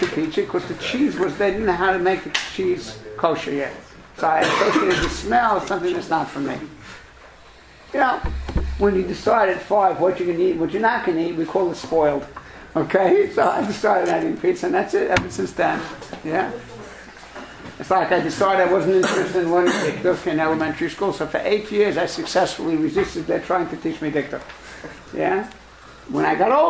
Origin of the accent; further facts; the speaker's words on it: New York City, New York, United States; I'm from Brooklyn